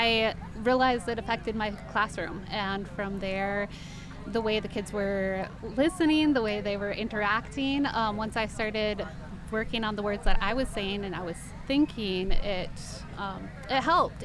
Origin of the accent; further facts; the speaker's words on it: Portland, Oregon, United States; I am from Portland, Oregon, and I'm writing children's books